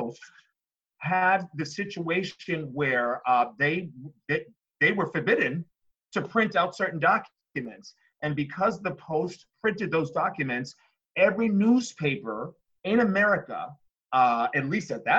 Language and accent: English; Boston, Massachusetts, United States; I'm from Boston, where busing began.